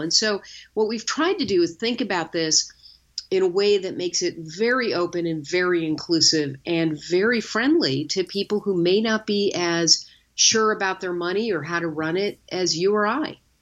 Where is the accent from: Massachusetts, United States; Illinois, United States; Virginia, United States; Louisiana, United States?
Illinois, United States; Chicago; my hometown of Chicago